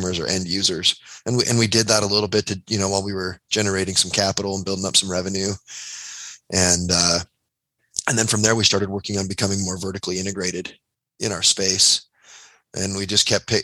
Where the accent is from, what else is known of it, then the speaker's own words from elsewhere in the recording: St. George, Utah, United States; my brother and I, we grew up in St. George, Utah, in a suburban area